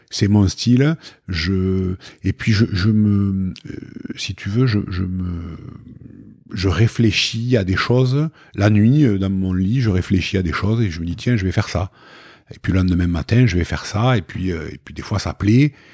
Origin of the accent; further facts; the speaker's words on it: Toulouse, Occitania, France; on est toulousain